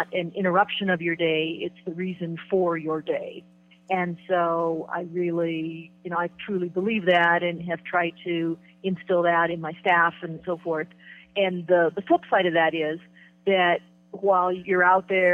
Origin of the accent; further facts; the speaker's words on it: Midwest, United States; moved away; I came from the Midwest originally